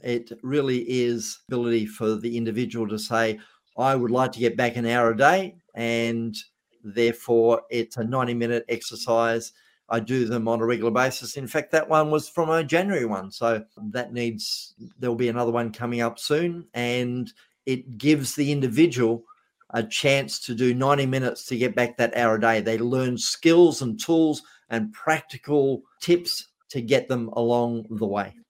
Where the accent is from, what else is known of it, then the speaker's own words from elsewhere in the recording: Australia; being an Australian